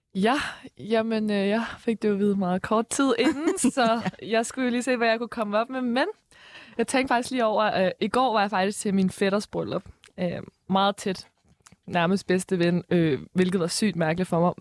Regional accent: Nordvestkvarteret, Capital Region of Denmark, Denmark; vi kommer fra, vi kommer fra Nordvestkvarteret

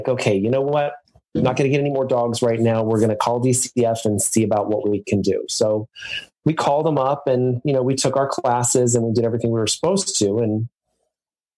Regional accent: Deep South, United States; now in Massachusetts, United States; I'm actually from the Deep South, and I lived in the Deep South for quite a few years

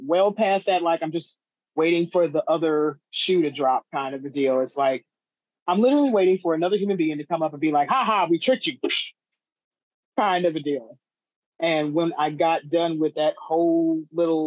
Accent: Mississippi, United States; moved away as an adult; also born or lived in Cleveland, Ohio / Memphis, Tennessee / Oklahoma / Chicago, Illinois; I was born in Cleveland, Ohio, raised in the middle of nowhere, Mississippi

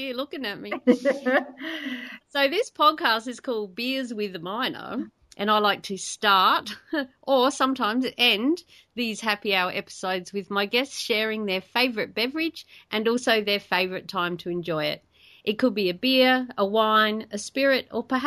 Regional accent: South Australia, Australia; I grew up in South Australia, and we used to go to the Barossa Valley all the time

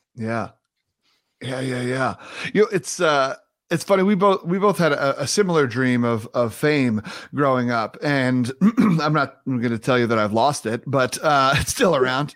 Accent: New York, United States; moved away; as a New Yorker

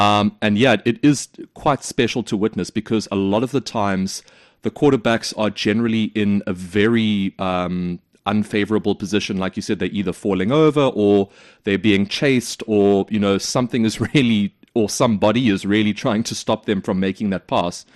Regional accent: South Africa; South Africa, my home country.

